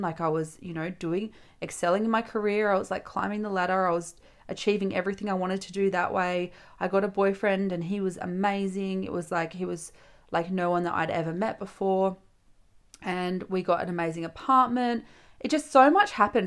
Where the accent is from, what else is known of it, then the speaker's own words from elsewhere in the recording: Geraldton, Western Australia, Australia; I grew up in Gelton, which, for those of you who aren't familiar with Western Australia, Gelton is a little coastal town four and a half hours north of Perth